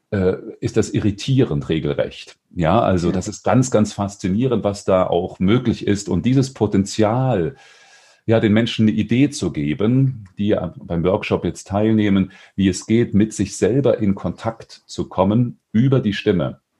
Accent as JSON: {"language": "German", "town": "Dresden", "region": "Saxony", "country": "Germany", "tie": "born there", "also_born_or_lived": "Weimar", "moved": "as an adult", "lives_now": "Stuttgart, Germany", "said": "Ich komme aus Stuttgart. Gebürtig zwar aus Dresden, in Weimar habe ich studiert, jetzt seit drei Jahren bin ich im Ländle."}